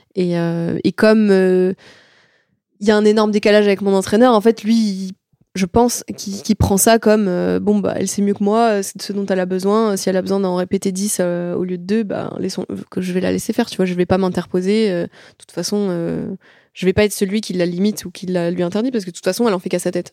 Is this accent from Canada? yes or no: no; France; chez nous en France